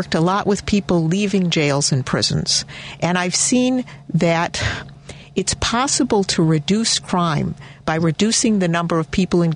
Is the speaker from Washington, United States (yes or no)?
no; Chicago, Illinois, United States; I grew up in Hyde Park in that ward